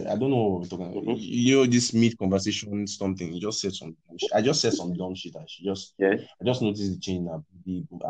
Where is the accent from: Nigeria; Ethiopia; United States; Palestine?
Nigeria; accent: Nigerian; I'm a Nigerian from my accent and everything